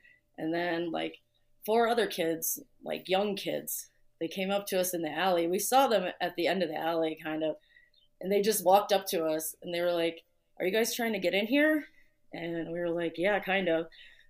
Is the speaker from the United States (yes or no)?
yes; Chicago, Illinois, United States; from Chicago, obviously.